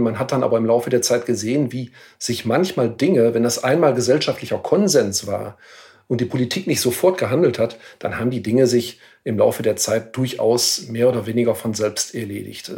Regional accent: Ahaus, North Rhine-Westphalia, Germany; in meiner Heimatstadt, in meiner Geburtsstadt in Ahaus

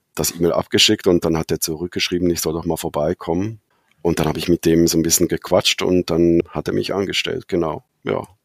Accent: Switzerland; accent: Swiss dialect; moved away as an adult; also born or lived in Zurich; now in Berlin, Germany; ich bin eigentlich Schweizer, das hört man dann jetzt vielleicht ab und zu am Dialekt, lebe jetzt seit sieben Jahren

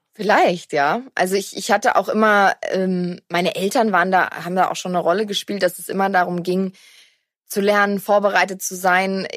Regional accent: Black Forest, Baden-Württemberg, Germany; bei uns im Schwarzwald ist eine Decke ein Teppich

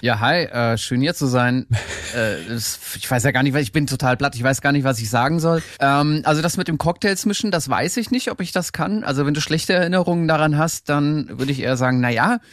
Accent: Erlangen, Bavaria, Germany; an so einem Musikinstitut in, hier in Erlangen in meiner Heimat

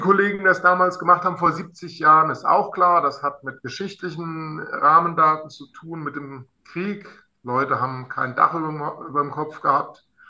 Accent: Alsfeld, Hesse, Germany; in meiner Heimatstadt Alsfeld

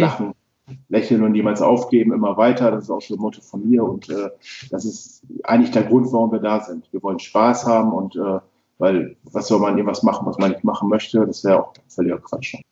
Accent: East Frisia, Lower Saxony, Germany; also born or lived in Düsseldorf; wir Ostfriesen

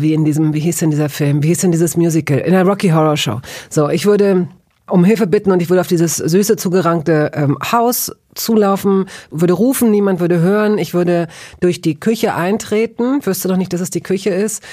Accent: Hanover, Lower Saxony, Germany; in Hannover, wo ich aufgewachsen bin

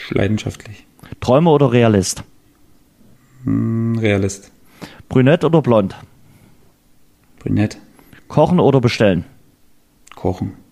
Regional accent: Lower Lusatia, Brandenburg, Germany; Niederlausitz, meine Heimat.

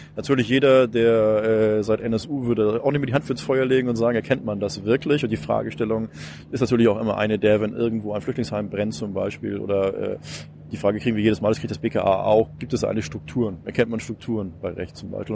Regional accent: Hamburg, Germany; das sage ich jetzt mal als Hamburger

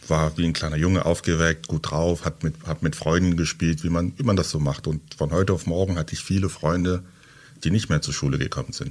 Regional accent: Halle, Saxony-Anhalt, Germany; also born or lived in Douala, Cameroon; Genau, ich bin in, in Halle an der Saale aufgewachsen, bin 2000 von Douala, das ist eine Millionenstadt mit äh, drei Millionen Einwohnern, sehr laut, äh, viel los, viel Lärm, immer was los.

